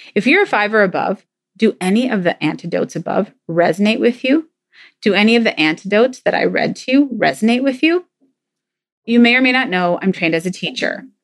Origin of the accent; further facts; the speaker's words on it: Minnesota, United States; I'm from Minnesota, land of ten thousand lakes. there are a lot of lakes here